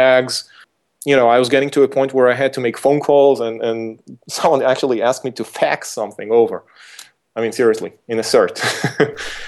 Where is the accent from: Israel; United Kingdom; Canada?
Israel; my hometown, was Israel